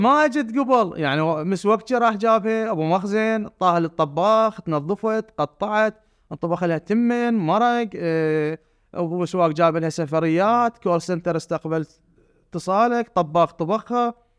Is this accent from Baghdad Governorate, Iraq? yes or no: no; Basra Governorate, Iraq; وانا ابن البصره